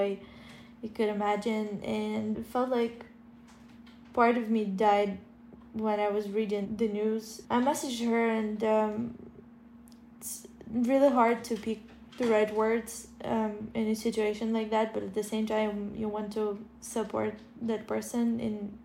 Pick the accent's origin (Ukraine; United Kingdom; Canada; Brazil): Ukraine; now in Kyiv, Ukraine; my parents who are staying in my hometown 40 kilometers away from the Russian border